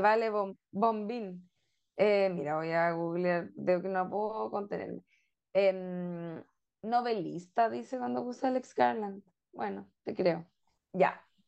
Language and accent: Spanish; Chile